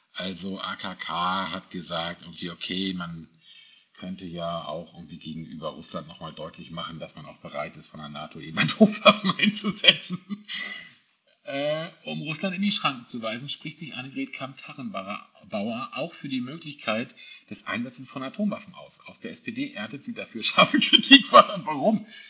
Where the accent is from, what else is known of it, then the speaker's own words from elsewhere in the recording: Hamburg, Germany; moved away; meine Heimatstadt ist Hamburg, auch wenn ich dort momentan nicht lebe